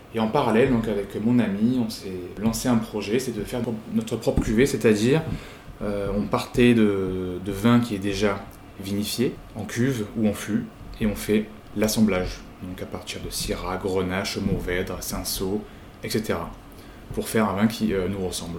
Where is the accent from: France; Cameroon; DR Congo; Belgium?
France; Marseille, Provence-Alpes-Côte d'Azur; moved away as an adult; also born or lived in Paris; revenir dans le sud de la France, à Marseille, parce que je suis marseillais